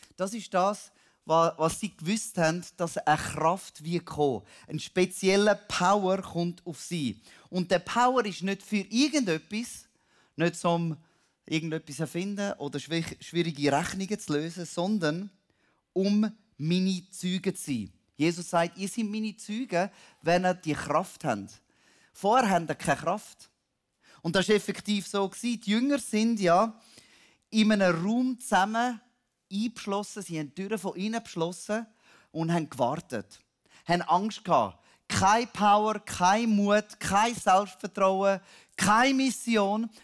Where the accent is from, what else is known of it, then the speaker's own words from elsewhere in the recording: Switzerland; now in Cambodia; als Schweizer